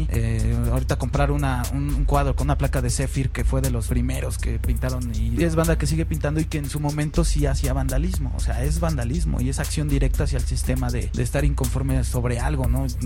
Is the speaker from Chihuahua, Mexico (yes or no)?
no; Guadalajara, Jalisco, Mexico; now in Mexico City, Mexico; yo este llegué a la ciudad, yo soy de Guadalajara y me trajeron aquí a la ciudad a los barrios de Pantitlán